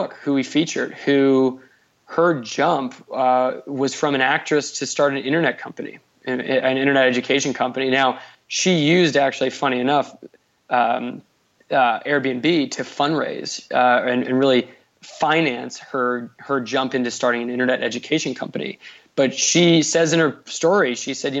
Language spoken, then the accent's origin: English; East Coast, United States; I was born on the East Coast